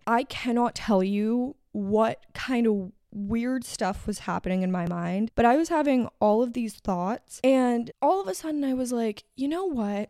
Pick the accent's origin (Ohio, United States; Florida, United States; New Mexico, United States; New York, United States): Florida, United States; Miami; moved away; I grew up in Miami